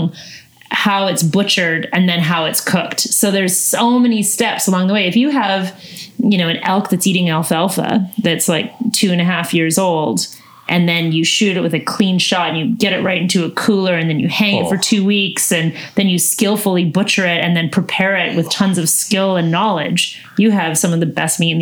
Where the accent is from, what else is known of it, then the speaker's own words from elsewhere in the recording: Northern BC, British Columbia, Canada; I'm from the Peace region